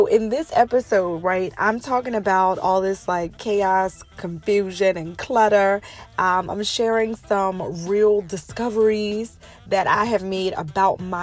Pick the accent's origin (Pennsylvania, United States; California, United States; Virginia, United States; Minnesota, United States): Pennsylvania, United States; also born or lived in New York; When I was a child, we moved from New York to Pennsylvania, but I was like 9 years old